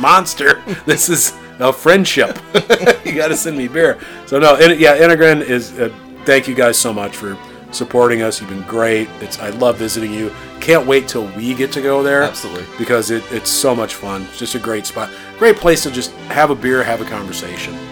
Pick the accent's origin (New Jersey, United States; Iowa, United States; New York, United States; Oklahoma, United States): Iowa, United States; I grew up in Iowa